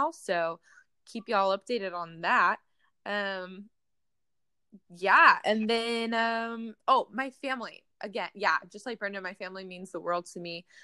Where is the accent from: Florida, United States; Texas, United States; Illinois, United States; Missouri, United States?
Texas, United States; San Antonio; also born or lived in Arizona; so I'm from San Antonio. Um, I was born in San Antonio, moved to Arizona because I was military brat, and then um, moved back to San Antonio after living in Arizona for four years and lived in San Antonio for another eight years.